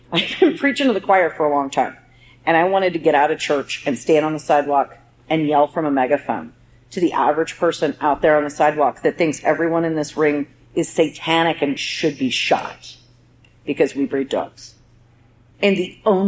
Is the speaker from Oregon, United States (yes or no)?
yes; Southern Oregon, United States; I grew up in Southern Oregon with legit stock dogs